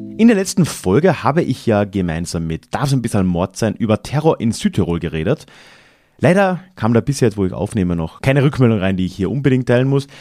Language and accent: German; Carinthia, Austria; wo ich aufgewachsen bin, im Süden Österreichs